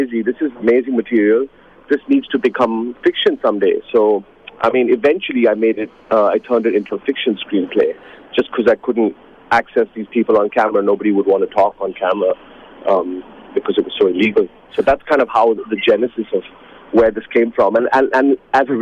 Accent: Mumbai, Maharashtra, India; moved away as an adult; also born or lived in New York, United States; I was born in Mumbai, in Bombay, what was then known as Bombay

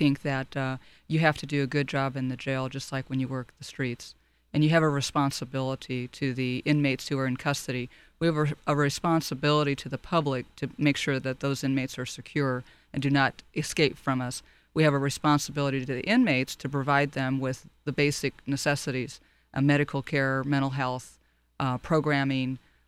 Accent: Long Beach, California, United States; Well, I'm one of those rare native Californians. I was born in Monterey Park and raised primarily in Long Beach.

